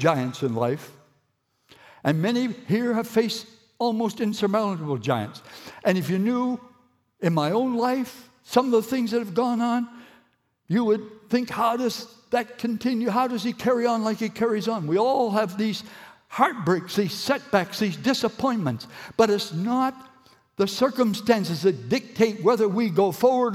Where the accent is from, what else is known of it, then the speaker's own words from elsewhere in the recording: Moncton, New Brunswick, Canada; I've been brought up here